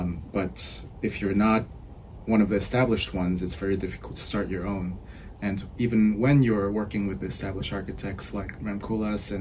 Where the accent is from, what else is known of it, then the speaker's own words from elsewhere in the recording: Seoul, South Korea; moved away; I'm originally from Seoul, South Korea.